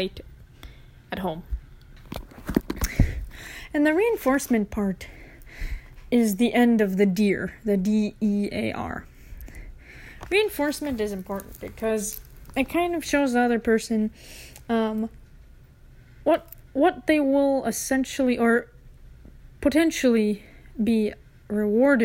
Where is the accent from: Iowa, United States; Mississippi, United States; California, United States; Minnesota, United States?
Minnesota, United States; Minneapolis; we're people from Minneapolis, people from Minnesota